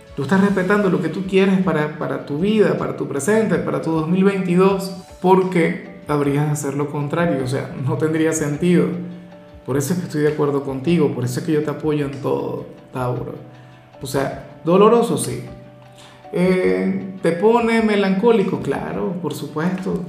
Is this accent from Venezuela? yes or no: yes; Venezuela; mi país, Venezuela